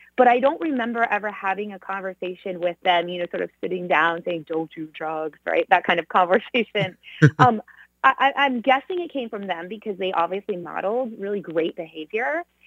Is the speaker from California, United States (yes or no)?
yes; Southern California, United States; growing up in Southern California